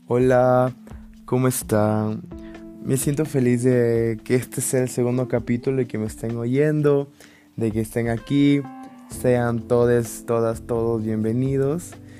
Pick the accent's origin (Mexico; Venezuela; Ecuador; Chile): Ecuador; en mi país